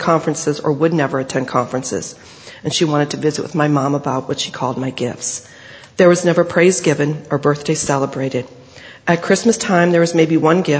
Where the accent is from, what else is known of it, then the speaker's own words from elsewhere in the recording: Riceville / Nashua, Iowa, United States; also born or lived in Dike, Iowa; We moved from Riceville back to Nashua, and I was allowed to go up for cross-country my freshman year